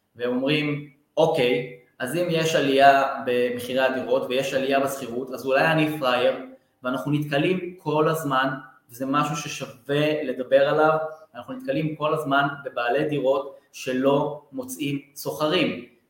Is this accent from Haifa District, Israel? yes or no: no; Beersheba, Southern District, Israel; אני מבאר שבע